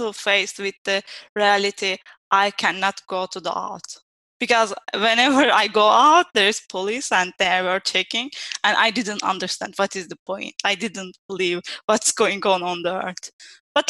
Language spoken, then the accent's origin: English; Turkey; moved away as an adult; also born or lived in Istanbul, Turkey; now in Italy; I'm from Turkey, but I live in Italy for almost 7 years now